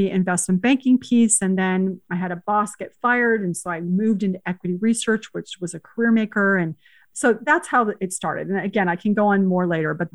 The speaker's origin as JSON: {"language": "English", "town": "San Jose", "region": "California", "country": "United States", "tie": "born or raised there", "also_born_or_lived": "Spain / Uruguay", "said": "I grew up in San Jose and we almost went to the same high school"}